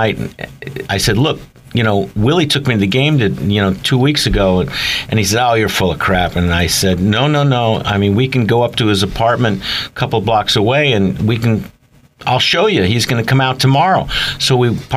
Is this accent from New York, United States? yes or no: no; San Francisco, California, United States; I'm from San Francisco